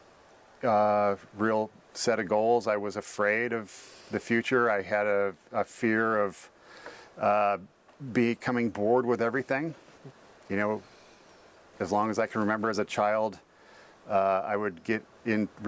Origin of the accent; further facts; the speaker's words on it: Corvallis, Oregon, United States; also born or lived in Portland, Oregon; I grew up in Corvallis